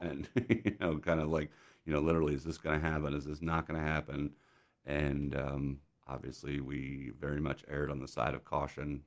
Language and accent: English; United States; a 17 year old American kid